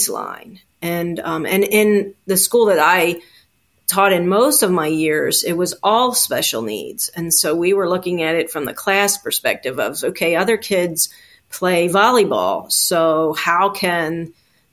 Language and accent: English; Baltimore, Maryland, United States; I was born in Baltimore City, and that's where I grew up